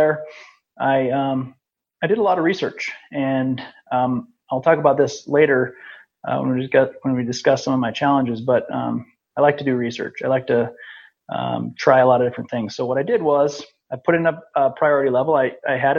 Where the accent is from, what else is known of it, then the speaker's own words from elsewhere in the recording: Iowa, United States; I grew up in Iowa, just an Iowa kid